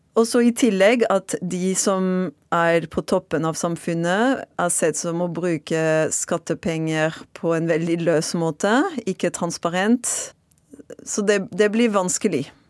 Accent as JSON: {"language": "Norwegian", "town": "Marseille", "region": "Provence-Alpes-Côte d'Azur", "country": "France", "second_language": "Norwegian", "moved": "as an adult", "lives_now": "Norway", "said": "Jeg er fransk fra Marseille og har bodd i Norge i nesten ti år"}